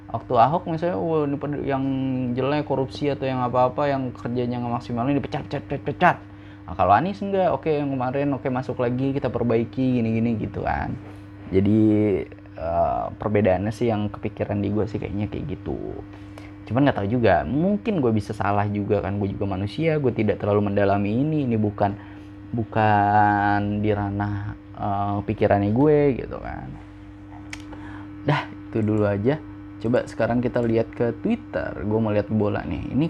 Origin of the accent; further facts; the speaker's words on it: Indonesia; gue yang gede di Indonesia ngelihat yang kayak gitu tuh nggak nggak biasa gitu